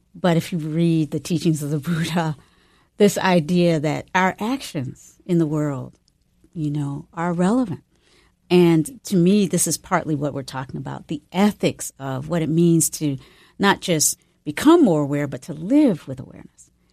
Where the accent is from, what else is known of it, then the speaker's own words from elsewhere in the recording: the South, United States; moved away; also born or lived in North Carolina / Virginia / San Francisco; growing up in North Carolina and Virginia